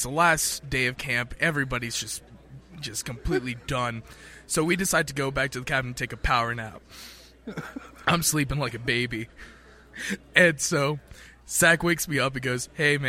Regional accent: Midland, Texas, United States; I'm from Midland, Texas

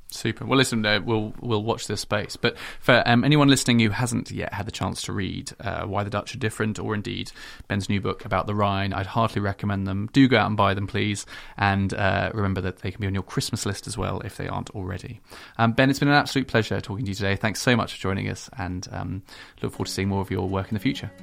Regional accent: United Kingdom; now in Netherlands; as British people

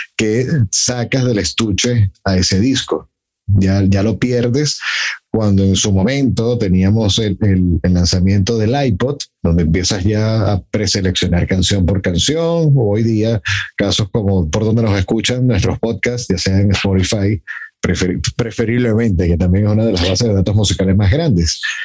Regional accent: Mexico; en mi país

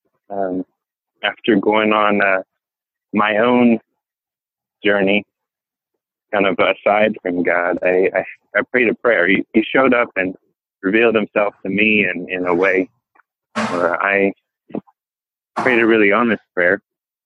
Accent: Hawaii, United States; moved away as an adult; now in Boise, United States; I was born in Hawaii

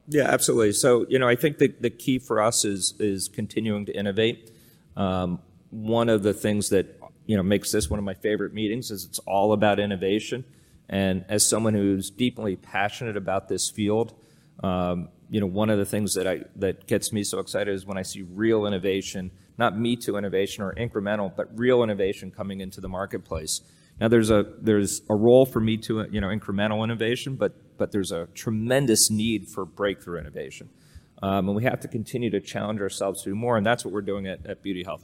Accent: outside Allentown, Pennsylvania, United States; I grew up in Pennsylvania, uh, outside of, uh, a town called Allentown

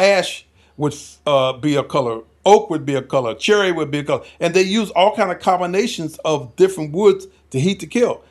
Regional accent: South Carolina, United States; moved away; also born or lived in Henderson, North Carolina; We're from South Carolina

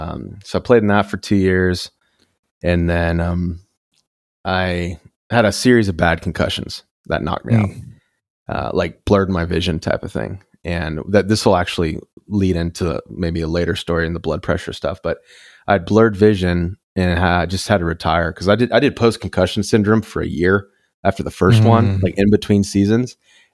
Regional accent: Dallas, Texas, United States; I grew up in Dallas. Mm-hmm. So there's not like, it's not the most creative city. It's real estate, money, construction, like just materialism, sports. That's about it. So I grew up that way

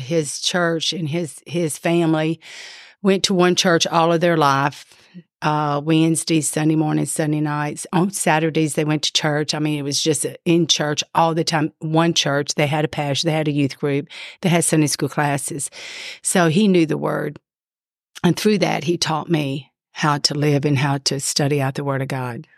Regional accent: Ponchatoula, Louisiana, United States; I grew up in Louisiana in Ponchatoula, Louisiana

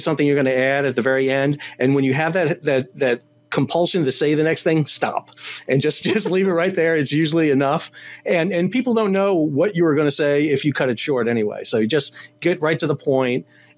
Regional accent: New York, United States; now in North Carolina, United States; I'm from New York. Originally

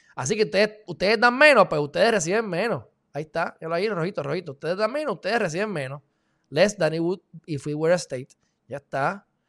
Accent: Puerto Rico

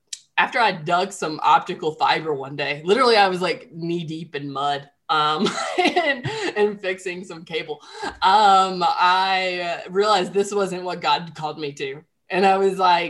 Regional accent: Central Alabama, United States; also born or lived in Nashville, Tennessee / Mobile, Alabama; I'm from Central Alabama originally and live in Mobile, Alabama today.

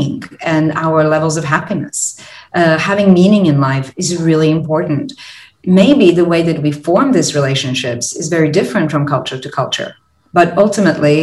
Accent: Croatia; now in Singapore; I'm originally from Croatia

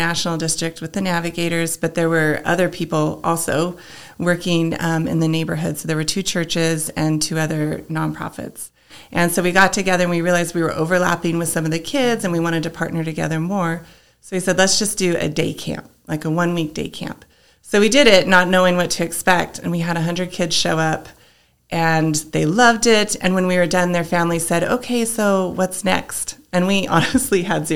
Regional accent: Los Alamos, New Mexico, United States; also born or lived in Vancouver, British Columbia / Texas; I grew up in Los Alamos.

